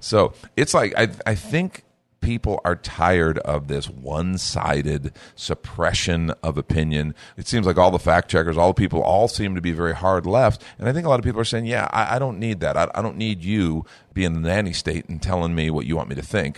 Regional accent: United States; as an American

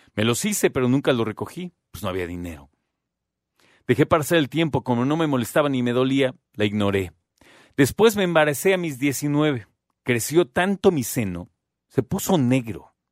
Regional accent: Mexico

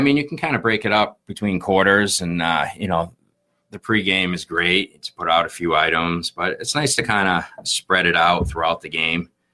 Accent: Plymouth, Massachusetts, United States; I grew up in Plymouth

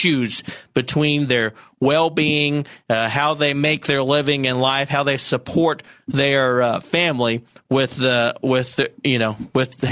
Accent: Saline County, Arkansas, United States; I'm from Saline County

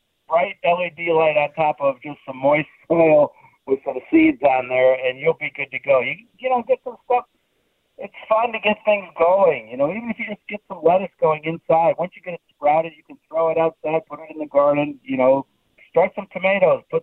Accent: Cleveland, Ohio, United States; moved away as an adult; now in Pittsburgh, United States; I grew up in Cleveland

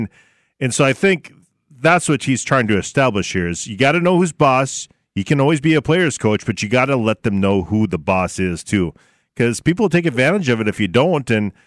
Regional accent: Barnesville, United States; you mentioned my hometown.

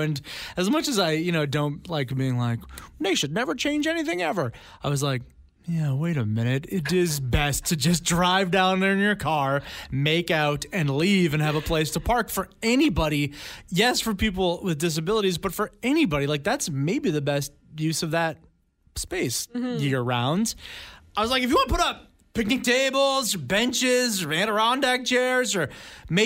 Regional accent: Langley, British Columbia, Canada; I grew up out in Langley, which is like the Langford of the mainland

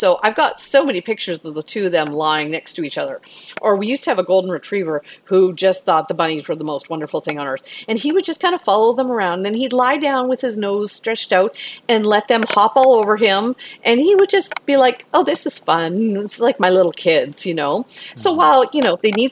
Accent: Canada; now in Houston, United States; I'm from Canada originally

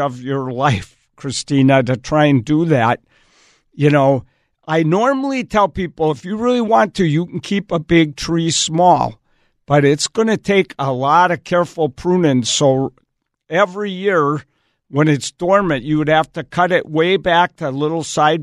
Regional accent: Wisconsin, United States; moved away; I grew up in Wisconsin

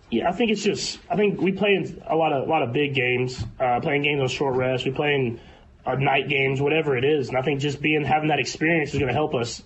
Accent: Texas, United States; moved away as an adult; now in Kansas City, United States; I grew up in Texas

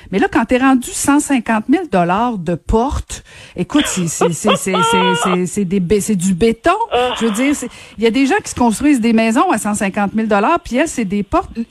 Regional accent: Quebec, Canada

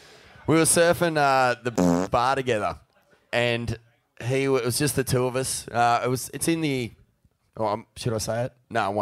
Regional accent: New Brighton, New South Wales, Australia; when I grew up in New Brighton

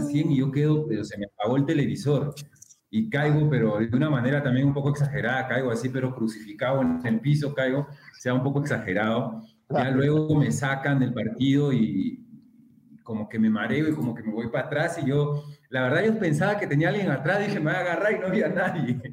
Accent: Lima, Peru; moved away as an adult; also born or lived in Callao; yo era del callado y que yo nací en la Victoria

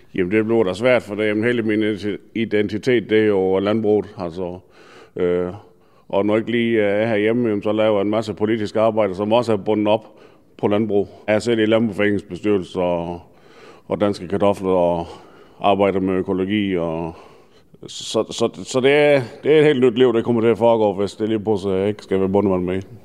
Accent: Denmark; det er mit barndomshjem. Jeg er født opvokset her

